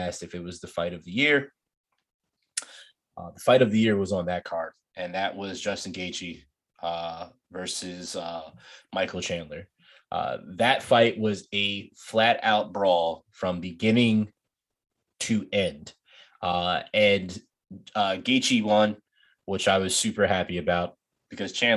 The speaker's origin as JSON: {"language": "English", "country": "Nigeria", "said": "me being Nigerian"}